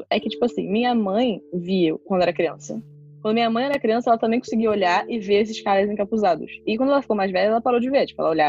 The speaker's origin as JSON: {"language": "Portuguese", "town": "Niterói", "region": "Rio de Janeiro", "country": "Brazil", "tie": "born or raised there", "said": "Eu nasci em Niterói, morei em Niterói, morei um ano na Irlanda e voltei pra Niterói. Então, Niterói é minha cidade."}